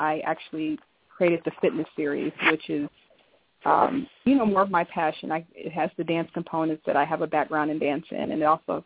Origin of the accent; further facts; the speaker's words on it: Arkansas, United States; now in Denver, United States; I'm actually born in Arkansas